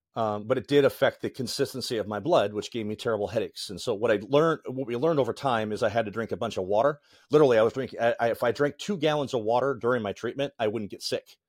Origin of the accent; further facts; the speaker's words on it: Northeast Indiana, United States; also born or lived in Lake Forest, Illinois / Lake Geneva, Wisconsin; we moved to Northeast Indiana